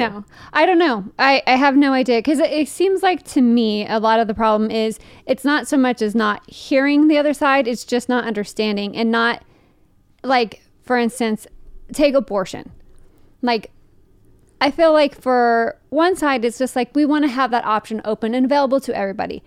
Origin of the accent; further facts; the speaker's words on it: Fremont, California, United States; moved away; growing up in Fremont, which is weird because it is just, like, twenty-five minutes out of, away from San Francisco